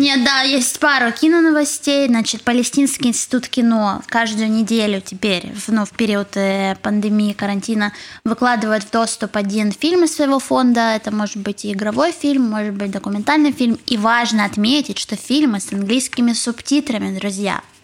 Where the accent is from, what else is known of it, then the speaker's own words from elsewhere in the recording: Kharkiv, Kharkiv Oblast, Ukraine; moved away as an adult; also born or lived in Saint Petersburg; now in Israel; я из Харькова